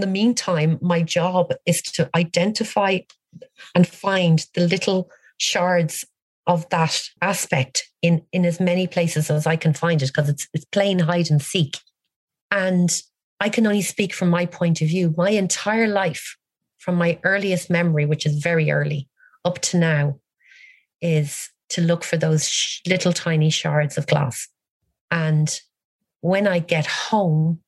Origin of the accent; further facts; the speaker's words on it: Ireland; as an Irish woman